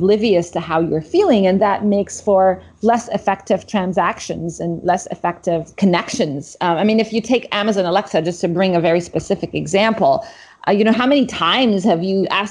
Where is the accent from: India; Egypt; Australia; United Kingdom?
Egypt; moved away as an adult; also born or lived in Middle East / Cambridge; I grew up in the Middle East, in Egypt and around the Middle East